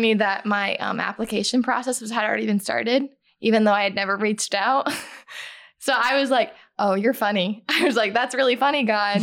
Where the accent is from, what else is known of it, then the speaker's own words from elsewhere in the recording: Fort Myers, Florida, United States; I'm from Fort Myers, Florida